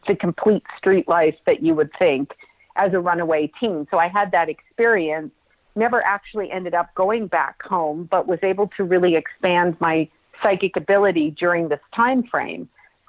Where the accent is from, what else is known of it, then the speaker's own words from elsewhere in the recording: Toronto, Ontario, Canada; but yes, I was born in Toronto, Canada, which is my homeland, my home people. So it's especially nice to be talking to a fellow Canadian.